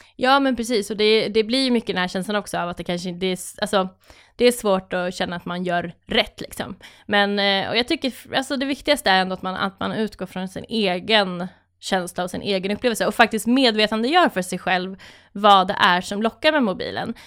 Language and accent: Swedish; Malung, Dalarna County, Sweden; jag är uppväxt i, eh, i Malung i Dalarna